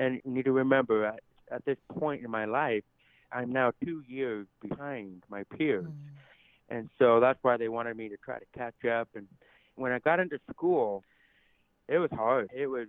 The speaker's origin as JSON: {"language": "English", "country": "United States", "accent": "deaf", "said": "And so with my deaf accent, I know many people have asked if I'm from Canada or if I'm from England. And I always take it as a compliment because I love their accent. But no, I'm from right here in the United States of America."}